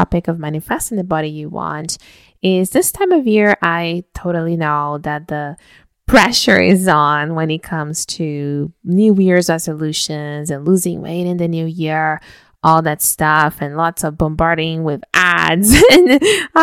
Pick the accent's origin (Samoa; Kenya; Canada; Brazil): Brazil; I'm from Brazil, so today is actually when we celebrate the family meal and exchange gifts and so on